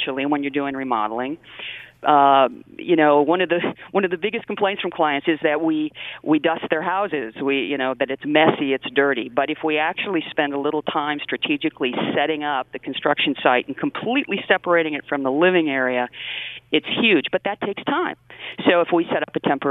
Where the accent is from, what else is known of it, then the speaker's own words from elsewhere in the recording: West Coast, United States; moved away as an adult; now in Michigan, United States; I'm actually from the West Coast, but came here to go to school and never left.